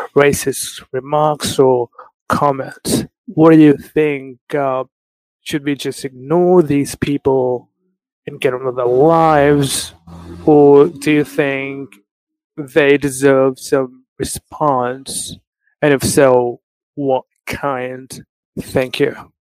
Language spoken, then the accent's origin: English; Pakistan; I'm from Pakistan